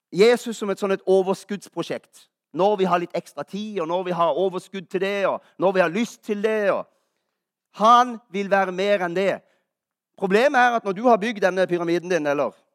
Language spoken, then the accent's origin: Norwegian; Kristiansand, Agder, Norway; moved away; Jeg er jo fra Kristiansand.